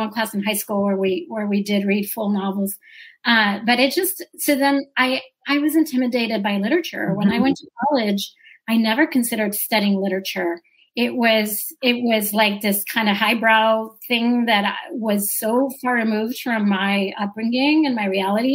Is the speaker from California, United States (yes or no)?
no; Brownsville, Texas, United States; now in Houston, United States; growing up in Brownsville, South Texas